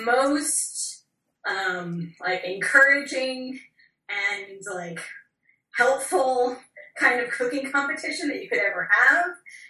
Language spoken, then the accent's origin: English; United States; as an American